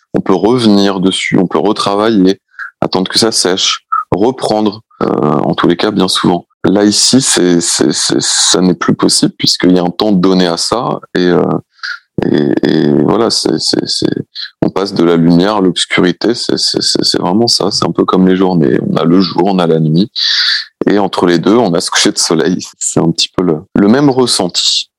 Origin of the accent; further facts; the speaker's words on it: Brittany, France; je suis breton, donc pour tout te dire, euh, j'ai grandi entouré de plages